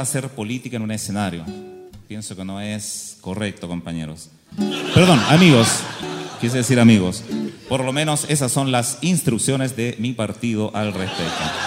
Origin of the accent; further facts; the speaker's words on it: Chile; los chilenos somos así soñadores